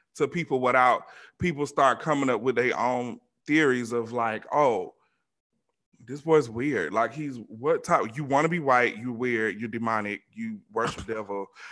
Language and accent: English; Georgia, United States; moved away; me growing up in the South, especially Georgia